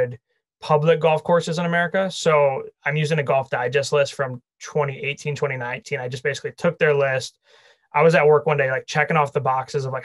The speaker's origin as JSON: {"language": "English", "town": "Wheaton", "region": "Illinois", "country": "United States", "tie": "born or raised there", "said": "I grew up in the West suburbs. So I grew up in Wheaton."}